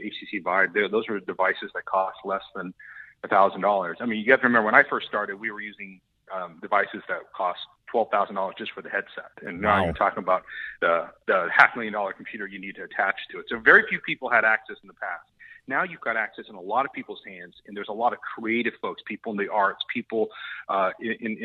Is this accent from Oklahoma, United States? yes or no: yes; Oklahoma, United States; moved away; I grew up in Oklahoma